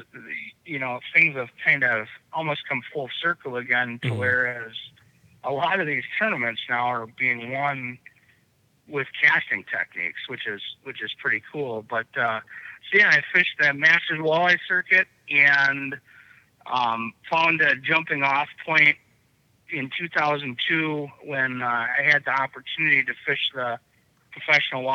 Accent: Pewaukee, Wisconsin, United States; I grew up on Pewaukee Lake

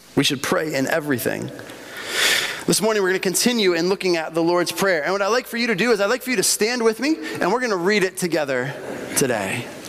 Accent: Bolivia; moved away; Growing up in Bolivia, uh, we had little tiendas all over the place.

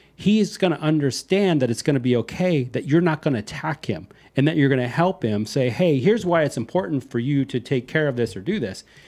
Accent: Iowa, United States; now in Texas, United States; I'm not from the heart of Texas. I'm from Iowa

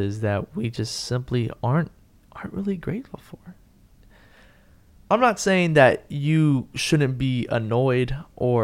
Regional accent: San Antonio, Texas, United States; now in Houston, United States; I was born and raised in San Antonio, shout out to the 210 one time

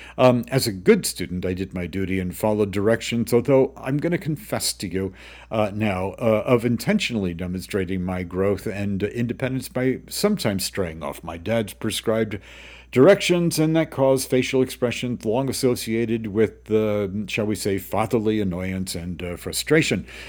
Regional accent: Greenwich, Connecticut, United States; also born or lived in Hawaii; growing up in Greenwich's backcountry

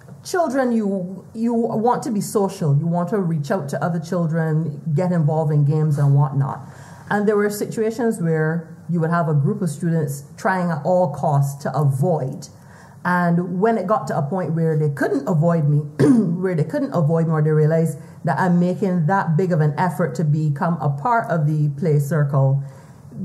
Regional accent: Barbados; as a male child growing up in Barbados

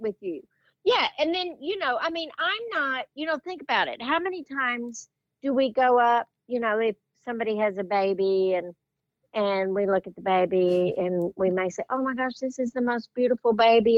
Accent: West Texas, United States; growing up in West Texas, I I grew up with uncles who were very sarcastic

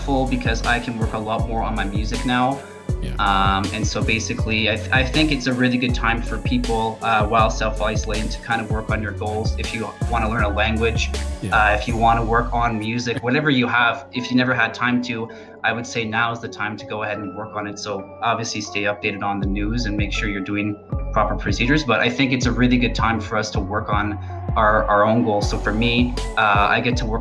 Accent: Southern Ontario, Canada; now in Edmonton, Canada; I'm originally from Southern Ontario. I was raised on the countryside on a farm

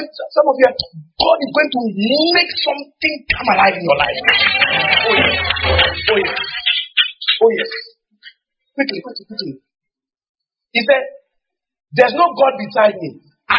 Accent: Jamaica; The Gleaner. Yeah. Because I'm Jamaican, or you're not aware.

